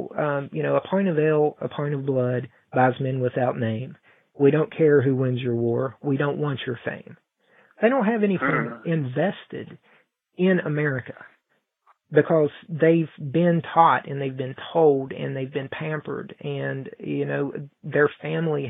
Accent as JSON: {"language": "English", "town": "Mount Hope", "region": "West Virginia", "country": "United States", "tie": "born or raised there", "said": "The president came to my hometown, and we're a very small, I don't know how big Paris is, but we're a very small town here in Mount Hope"}